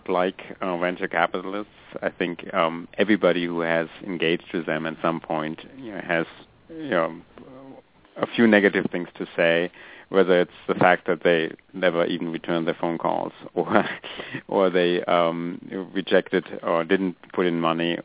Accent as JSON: {"language": "English", "country": "Germany", "tie": "born or raised there", "moved": "as an adult", "lives_now": "United States", "said": "I grew up in Germany, came to America about 18 years ago"}